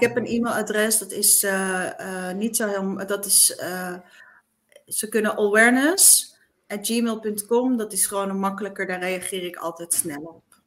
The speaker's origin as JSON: {"language": "Dutch", "region": "eastern Netherlands", "country": "Netherlands", "tie": "born or raised there", "said": "ik dus uit een heel klein dorpje kwam, uit het oosten van het land"}